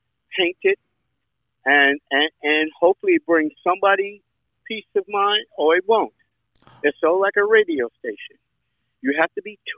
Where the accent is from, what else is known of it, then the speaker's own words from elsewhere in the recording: New York, United States; moved away; I'm from New York